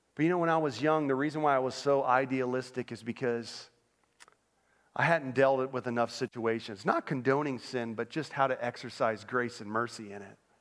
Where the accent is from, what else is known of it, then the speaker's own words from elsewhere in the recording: Orlando, Florida, United States; moved away as an adult; also born or lived in Northern Pennsylvania; I grew up in Orlando, Florida